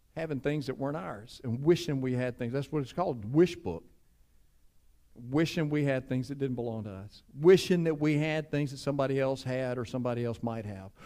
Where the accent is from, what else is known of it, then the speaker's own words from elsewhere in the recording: Cleveland, United States; I grew up in Cleveland.